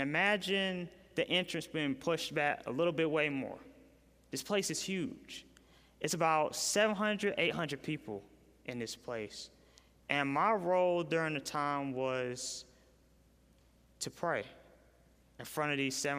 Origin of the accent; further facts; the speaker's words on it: Raleigh, North Carolina, United States; I'm from Raleigh, North Carolina